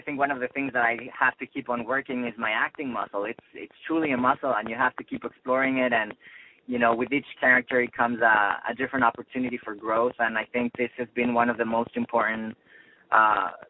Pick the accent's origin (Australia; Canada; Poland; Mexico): Mexico; Mexico City; moved away as an adult; also born or lived in Boston; now in Los Angeles, United States; I grew up in Mexico City. I'm half Spanish, half Mexican. My family from my mom's side is in Madrid. And but I grew up in Mexico City, but I went to university in Boston